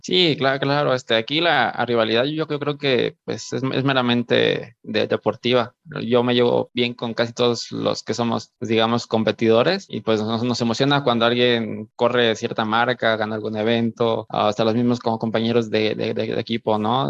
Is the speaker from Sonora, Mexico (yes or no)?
no; Michoacán, Mexico; moved away; yo no soy de aquí, yo soy de, yo soy yo soy de Michoacán